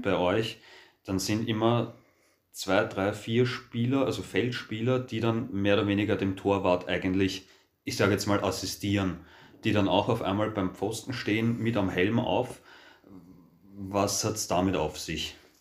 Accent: Austria; bei uns in Österreich

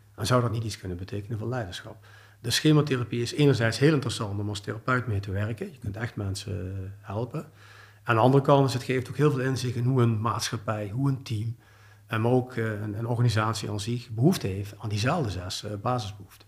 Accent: Heerlen, Limburg, Netherlands; now in Belgium; Ik ben oorspronkelijk uit het Zuid-Limburgs, uit Heerlen

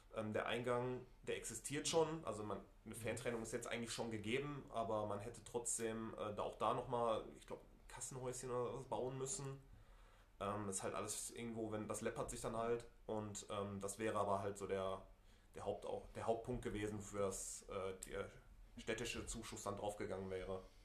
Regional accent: Essen, North Rhine-Westphalia, Germany; bin gebürtiger Essener, habe den Großteil meiner Jugend als Spieler beim FC Krei verbracht

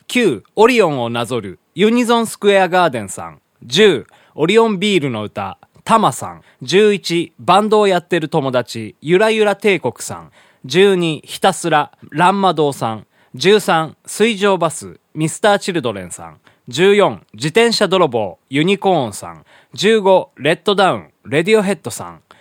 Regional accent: Hiroshima, Japan; 地元の広島でですねあの毎年8月に歌われる、まあ、これ原爆のね歌なんでございますけどね小学校の頃からね、まあ、ずっと歌っておりまして

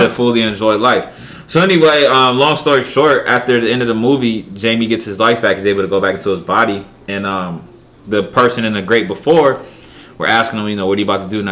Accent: Pennsylvania, United States; moved away; also born or lived in Charlotte; my hometown, Pennsylvania

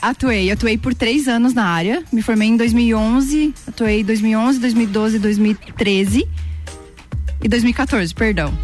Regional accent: São Lourenço do Oeste, Santa Catarina, Brazil; now in Lages, Brazil; E tenho mais dois irmãos e nós, nós três nascemos lá

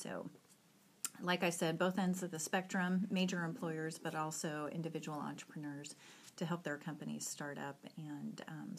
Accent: Arizona, United States; now in Missouri, United States; And I moved here 4 years ago. I came from Arizona

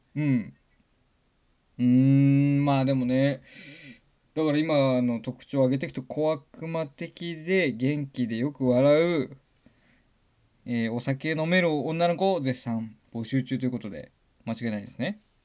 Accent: Kitahiroshima, Hokkaido, Japan; 僕はね、北、隣の北広島市出身

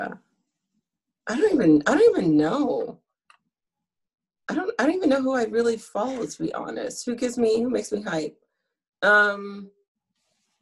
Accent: Grenada; now in Canada; I'm from Grenada.

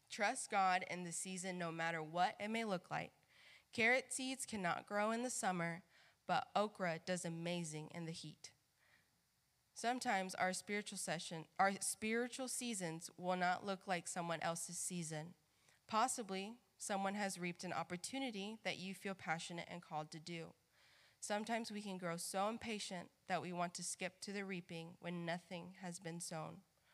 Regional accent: Mississippi, United States; Many of you know that I am from Mississippi, and sometimes I get asked all the time, but where's your accent? I'm not really truly like Mississippian at heart. I have a Spanish family.

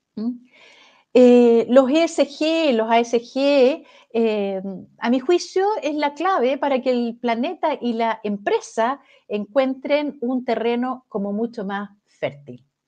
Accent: Chile; acá en Chile

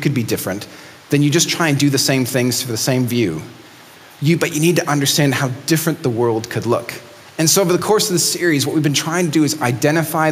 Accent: Mexico City, Mexico; moved away; I grew up in Mexico City

